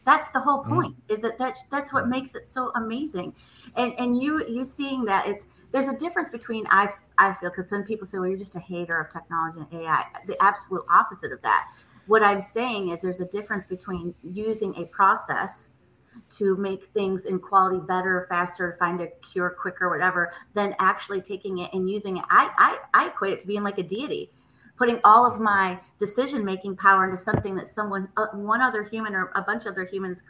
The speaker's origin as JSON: {"language": "English", "town": "Nashville", "region": "Tennessee", "country": "United States", "said": "I'm from Nashville, Tennessee, and we had to go to Seattle, Washington's Children's Hospital."}